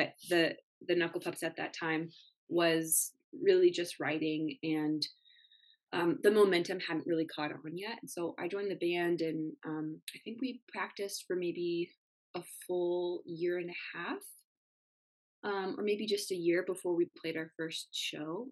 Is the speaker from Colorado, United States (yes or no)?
yes; Denver, Colorado, United States; as we grew up here in Denver